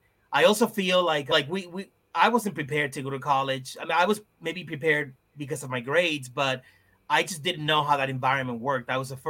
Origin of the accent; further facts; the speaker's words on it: Lawrence, Massachusetts, United States; So yeah, growing up in Lawrence, you would go to a store, a bodega, you would go down the street, you went to the barbershop, even in school, right? Like everyone spoke Spanish.